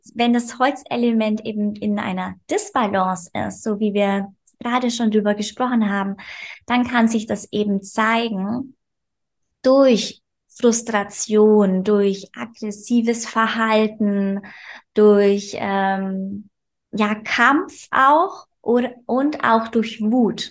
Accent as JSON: {"language": "German", "region": "Bavaria", "country": "Germany", "said": "ich komme aus Bayern, aus lebe auf dem Land mit meinem Mann."}